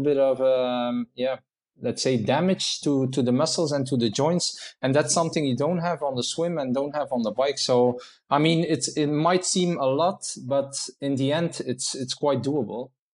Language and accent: English; Menen, Flanders, Belgium; in my own town, in my hometown in, in Minen here in Belgium.